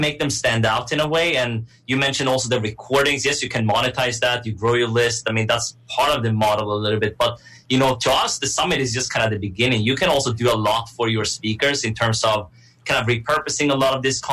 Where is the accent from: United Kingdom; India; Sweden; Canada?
Sweden; I'm originally from Sweden. So I grew up there, you know, my mom, Swedish, my dad, Iranian.